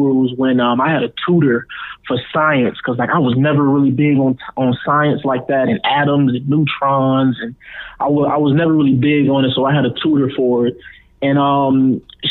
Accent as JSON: {"language": "English", "town": "Prosper", "region": "Texas", "country": "United States", "tie": "born or raised there", "also_born_or_lived": "Gary, Indiana", "moved": "as an adult", "lives_now": "Atlanta, United States", "said": "I was born in Gary, Indiana, and I moved to Texas. I went to middle school and high school in Texas, and then I moved out here."}